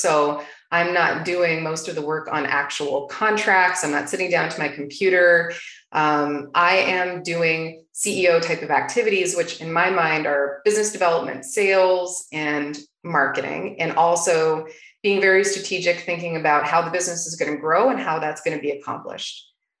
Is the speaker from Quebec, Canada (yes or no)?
no; Toronto, Ontario, Canada; now in Arizona, United States; ever since I moved to Arizona from Toronto, Canada.